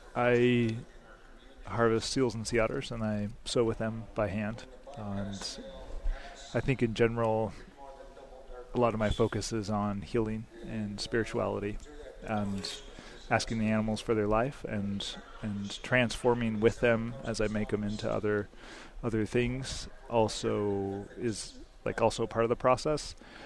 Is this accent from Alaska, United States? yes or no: yes; Sitka, Alaska, United States; also born or lived in Bethel; I was born in Bethel. I'm half Yupik and European blend, raised in Sitka.